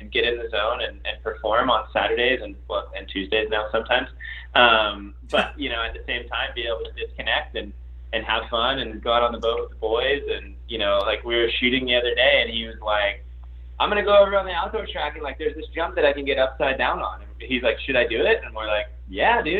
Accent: Florida, United States; growing up in Florida

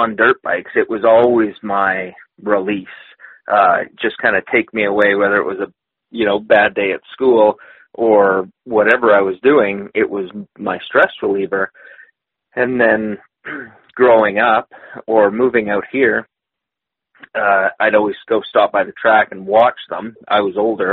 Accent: Manitoba, Canada; growing up in Manitoba, you know what our riding season's like

